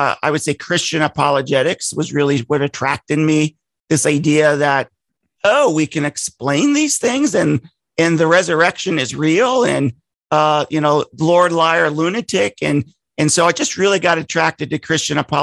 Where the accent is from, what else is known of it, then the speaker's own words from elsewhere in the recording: Columbus, Ohio, United States; now in Huntington, Indiana, United States; I was raised in Columbus, Ohio, with a mom and a dad.